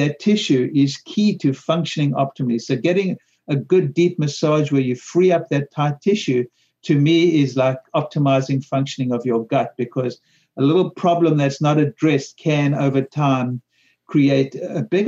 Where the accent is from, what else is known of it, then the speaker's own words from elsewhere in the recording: South Africa; when I grew up in South Africa in the 50s and 60s